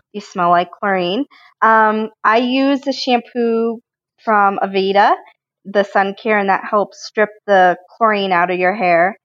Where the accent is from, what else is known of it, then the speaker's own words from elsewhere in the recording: Colorado, United States; I grew up in Colorado